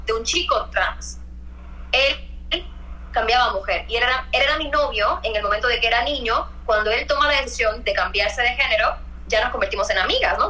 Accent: Puerto Rico; moved away as an adult; also born or lived in New York / Mexico; soy puertorriqueña

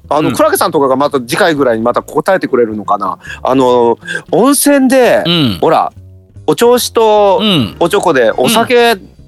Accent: Fukuyama, Hiroshima, Japan; 私、うん、あの広島県の福山なので

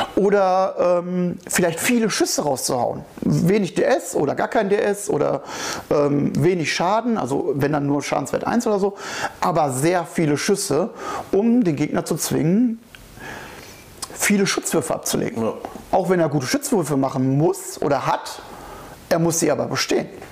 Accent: Sauerland, North Rhine-Westphalia, Germany; moved away; Ich komme aus dem Sauerland

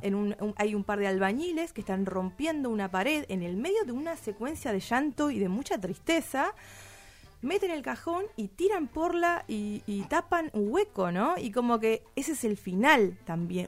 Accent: Tucumán, Argentina; yo soy tucumana

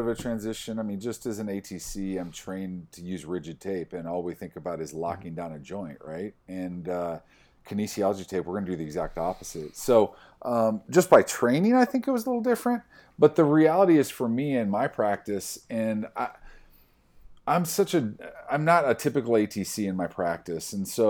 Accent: Iowa, United States; I grew up in Iowa. I went to school in South Dakota.

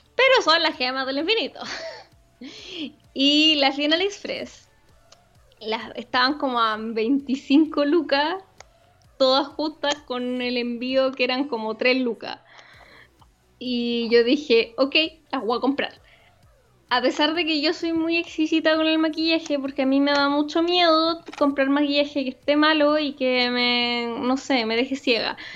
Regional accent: Chillán, Ñuble, Chile; yo vengo de Chillán, donde en verdad como lo más interesante que tenéis para hacer es ir a pasear al mall

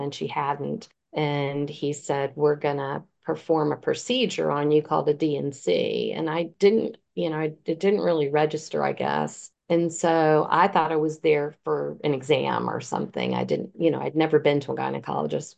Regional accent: Virginia Beach, Virginia, United States; When I was 15, I lived in Virginia Beach. I'm from Virginia Beach, Virginia

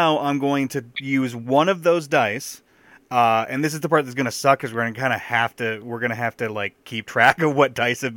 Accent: Owosso, Michigan, United States; I grew up in Owosso, and that is much smaller than Midland.

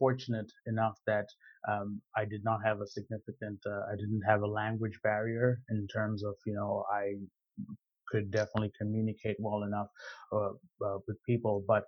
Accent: Zimbabwe; moved away as an adult; now in Canada; I am originally from Zimbabwe.

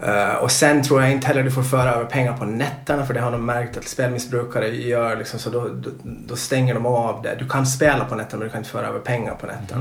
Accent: Åland Islands; när jag växte upp på Åland

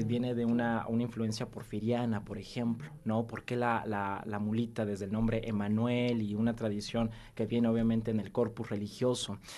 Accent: Puebla, Mexico; lo que somos como poblanos, esta identidad poblana

